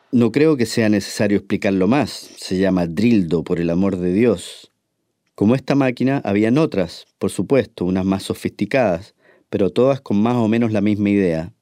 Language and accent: Spanish; Chile; moved away; siendo chileno